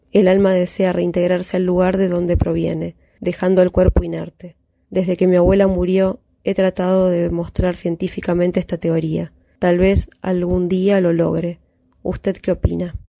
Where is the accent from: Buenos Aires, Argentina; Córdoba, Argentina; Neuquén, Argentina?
Buenos Aires, Argentina; soy de Barracas, ciudad autónoma de Buenos Aires